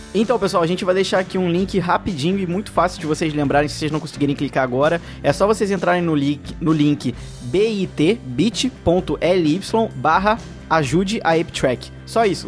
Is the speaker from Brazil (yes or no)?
yes; Brazil; como brasileiro